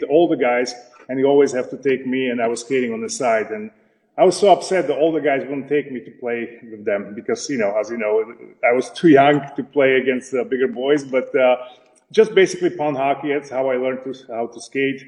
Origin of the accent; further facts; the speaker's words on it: Slovakia; English is a second language; moved away as an adult; I grew up in Czechoslovakia.